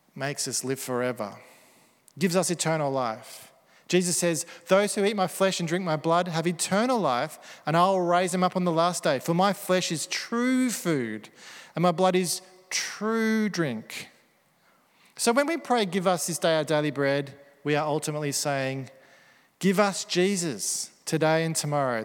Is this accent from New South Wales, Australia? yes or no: no; Melbourne, Victoria, Australia; Aussie Melbourne Christians